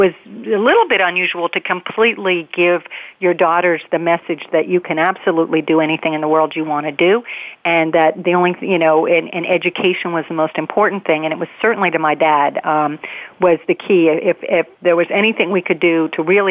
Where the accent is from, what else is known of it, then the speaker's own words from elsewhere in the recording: Pittsburgh, Pennsylvania, United States; I grew up in Pittsburgh, Pennsylvania